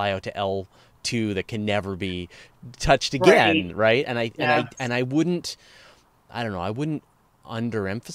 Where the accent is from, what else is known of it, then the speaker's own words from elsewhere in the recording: Canada; as a Canadian